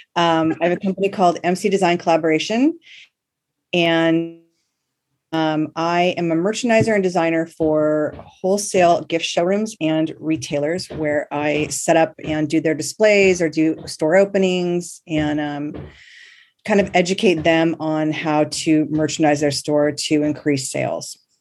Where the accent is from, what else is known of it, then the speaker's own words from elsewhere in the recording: Manhattan Beach, California, United States; we grew up in Manhattan Beach